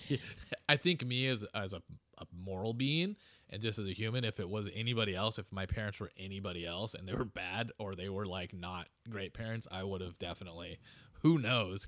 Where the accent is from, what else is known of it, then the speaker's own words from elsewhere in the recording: Huntington Beach, California, United States; I grew up in, uh, Huntington Beach, California